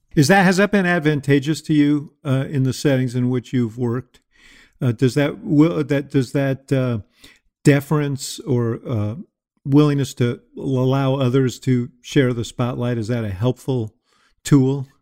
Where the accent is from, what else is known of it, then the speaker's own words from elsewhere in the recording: New York, United States; I was a kid growing up in New York